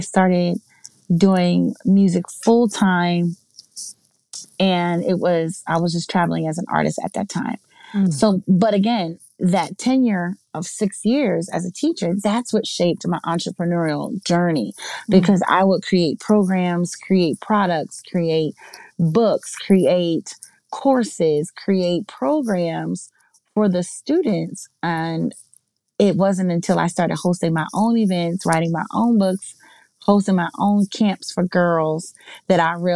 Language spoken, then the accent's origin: English; southern New Jersey, United States; I am originally from New Jersey. Down in southern New Jersey, close to Philadelphia.